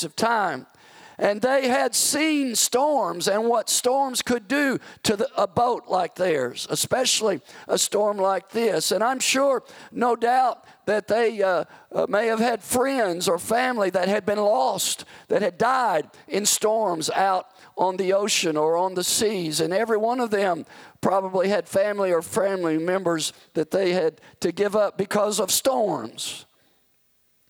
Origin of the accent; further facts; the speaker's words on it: the South, United States; I grew up in the South where tornadoes are quite frequent during tornado season